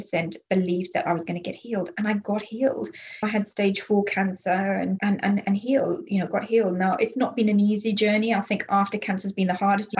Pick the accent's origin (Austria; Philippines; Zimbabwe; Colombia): Zimbabwe; moved away; I'm from Zimbabwe originally. That's where I was born.